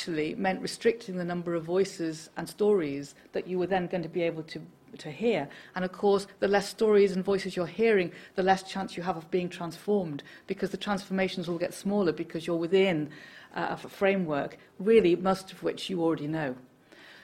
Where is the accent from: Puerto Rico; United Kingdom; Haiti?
United Kingdom; Liverpool, North West England; when I was a little girl growing up in Liverpool